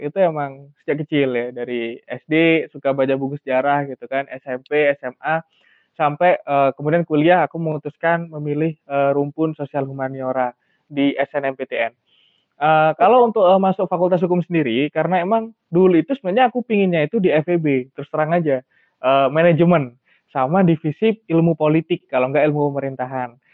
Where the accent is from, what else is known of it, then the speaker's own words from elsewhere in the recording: Malang, East Java, Indonesia; aku kebetulan asli Malang